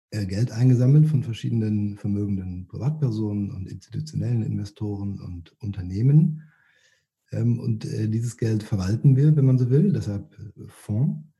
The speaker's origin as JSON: {"language": "German", "region": "Rhineland", "country": "Germany", "said": "Ähm, ja, ich bin eigentlich Rheinländer ähm, und als Rheinländer trinkt man ja Kölsch oder vielleicht sogar Alt."}